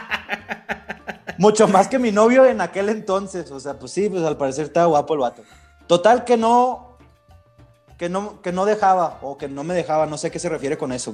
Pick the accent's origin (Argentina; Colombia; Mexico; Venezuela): Mexico; yo no soy americano, o sea, yo soy mexicano